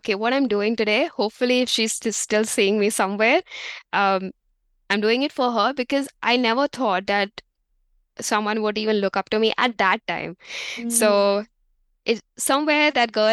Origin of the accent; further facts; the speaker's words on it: India; moved away as an adult; now in New Zealand; being an Indian